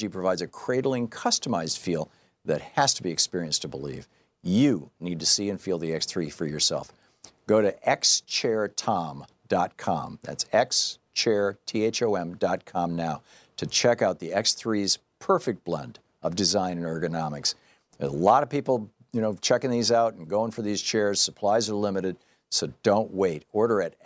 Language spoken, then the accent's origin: English; Michigan, United States; moved away as an adult; he and I and my other two brothers, we grew up in Michigan. Throughout my childhood, from all the years that I lived in Michigan, from 1951 to 1978